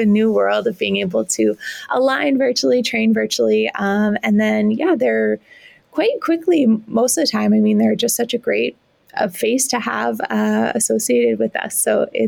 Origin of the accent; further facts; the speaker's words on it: Regina, Saskatchewan, Canada; moved away as an adult; also born or lived in Toronto; born and raised in Regina, my family's here.